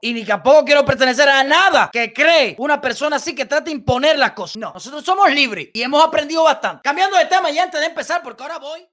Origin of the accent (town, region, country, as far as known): Cuba